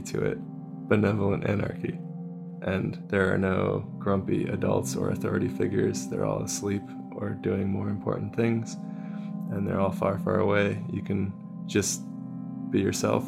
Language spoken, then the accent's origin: English; Bay Area, California, United States; I grew up in the Bay Area of California